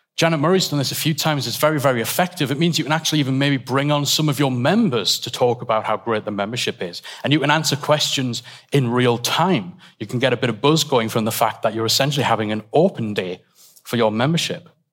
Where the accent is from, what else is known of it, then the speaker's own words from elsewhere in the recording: England, United Kingdom; we're all English